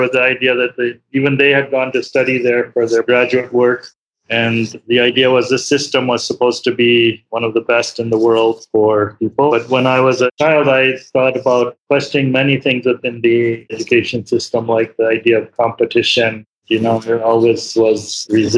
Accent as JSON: {"language": "English", "town": "Chicago", "region": "Illinois", "country": "United States", "tie": "born or raised there", "also_born_or_lived": "India", "said": "I grew up in Chicago, in suburbs of Chicago"}